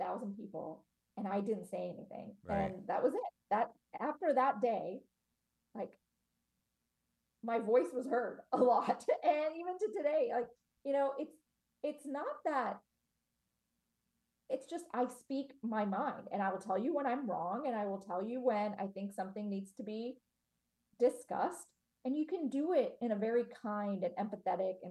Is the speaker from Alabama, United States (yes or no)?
no; Cincinnati, Ohio, United States; I was born in Cincinnati, Ohio